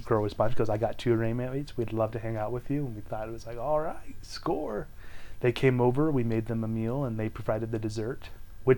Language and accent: English; California, United States; moved away as an adult; also born or lived in Utah; I was originally from California